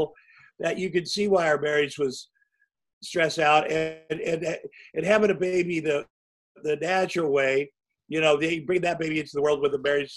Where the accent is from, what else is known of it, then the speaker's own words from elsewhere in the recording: Iowa, United States; moved away; I grew up in Iowa